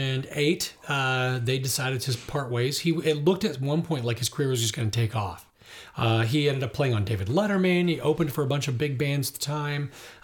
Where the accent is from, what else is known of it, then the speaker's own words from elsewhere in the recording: Ireland; I'm Irish, and I really love traditional Irish music.